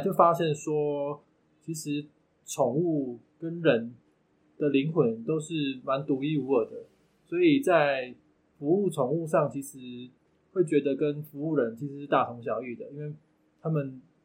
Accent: Tainan, Taiwan; 我是来自台南的宠物王子。目前我服务的项目有宠物疗愈以及宠物易经沟通咨询

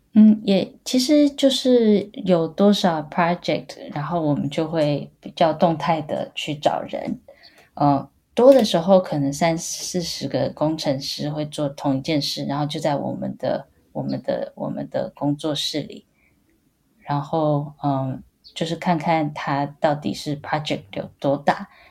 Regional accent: Taiwan; moved away as an adult; now in Boston, United States; 我是在台湾长大，然后，呃，清华大学材料系毕业的

